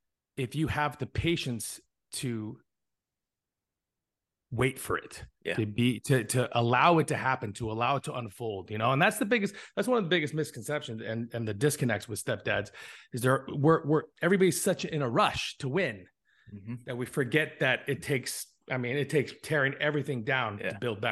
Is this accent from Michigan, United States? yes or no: no; Hinesville, Georgia, United States; born there; also born or lived in Europe / California / Arizona; I'm an Army brat. I was born in Hinesfield, Georgia. I lived in Europe. I lived in California, and I settled in Bisbee, Arizona, which is a really small town in the middle of Arizona next to the border.